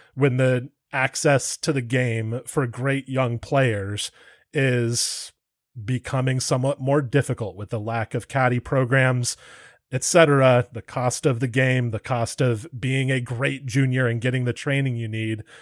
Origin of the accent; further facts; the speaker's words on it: Santa Barbara, California, United States; I'm from Santa Barbara myself